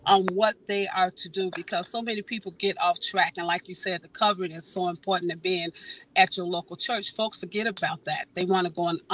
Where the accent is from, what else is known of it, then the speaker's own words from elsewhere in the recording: Chicago, Illinois, United States; moved away; I'm originally from Chicago